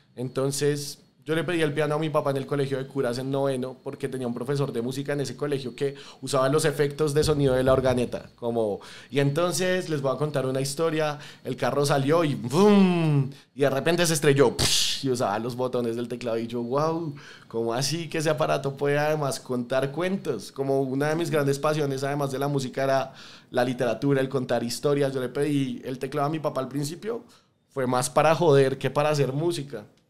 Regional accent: Bogotá, Colombia; Yo soy un latinoamericano súper orgulloso, especialmente de Bogotá.

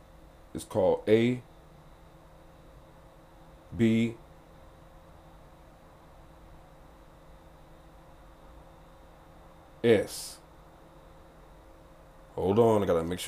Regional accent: the South, United States; I'm from the South, and I was raised Baptist

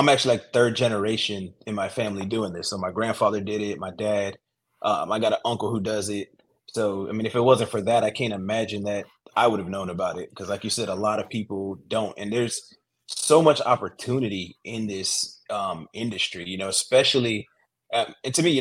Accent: outside of Orlando, Florida, United States; moved away as an adult; also born or lived in Lynchburg, Virginia; now in Greenville, United States; I'm originally from Florida, from outside of Orlando

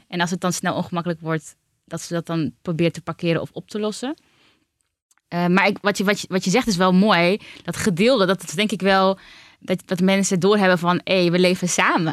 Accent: Utrecht, Netherlands; Ik ben geboren en getogen Utrechter

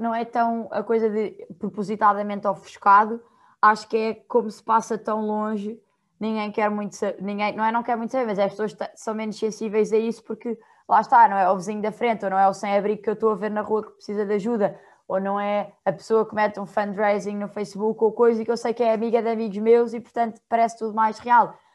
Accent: Portugal; eu não vivo em estado nenhum, eu sou de Portugal, estou do outro lado do mundo

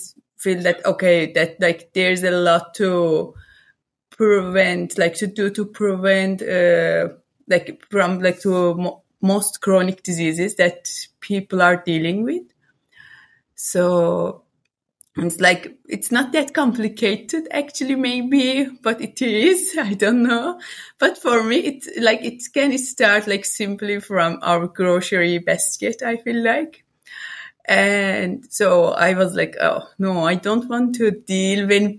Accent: Iran; moved away as an adult; also born or lived in Cyprus; now in Netherlands; I was born in Iran and lived there till my 24.

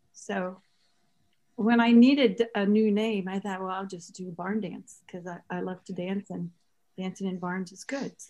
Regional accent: Ohio, United States; also born or lived in North Carolina; now in Oxford, Ohio, United States; I am from Ohio. And then circuitously made my way back to Oxford, Ohio via many adventures.

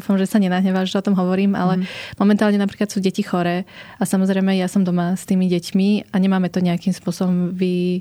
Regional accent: Slovakia; som vyrastala na Slovensku, ale predsa mám tie vietnamské korene

